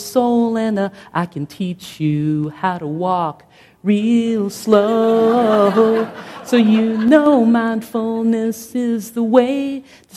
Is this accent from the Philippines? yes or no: yes; Philippines; moved away; I come from the Philippines